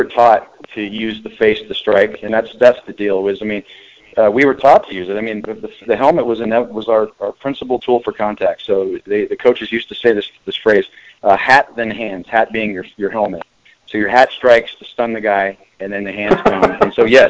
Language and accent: English; Pleasanton, California, United States; moved away as an adult; also born or lived in Arizona / Scottsdale, Arizona; I went to Amador Valley High School in Pleasanton, California, just about 45 minutes outside of Oakland or in San Francisco, in the East Bay, and grew up there